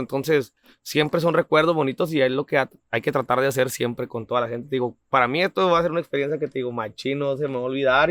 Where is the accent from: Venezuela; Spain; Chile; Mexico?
Mexico; Camargo, Chihuahua; also born or lived in Delicias, Chihuahua / Kansas City; now in California, United States; nací en Delicia, Chihuahua, pero me crié en Camargo, Chihuahua totalmente.